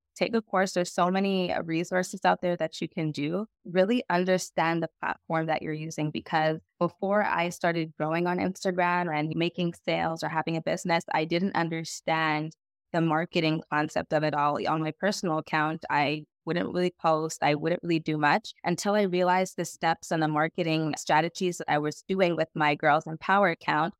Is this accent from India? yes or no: no; Montreal, Quebec, Canada; I am from Montreal, Canada.